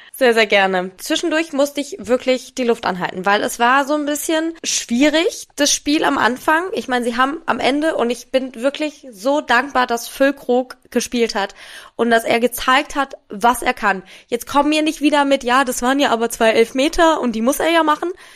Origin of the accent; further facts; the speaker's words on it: Wiesbaden, Hesse, Germany; moved away; Und ich komme ja aus Wiesbaden